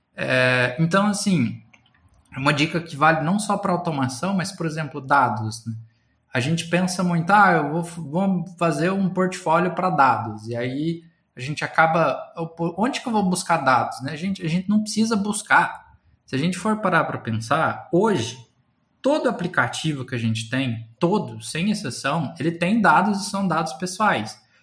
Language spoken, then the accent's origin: Portuguese; Guaíra, São Paulo, Brazil; moved away as an adult; also born or lived in Ribeirão Preto / Uberlândia / Campinas; eu nasci numa cidadezinha do interior de São Paulo chamada Guaíra. Eu estudei em Ribeirão Preto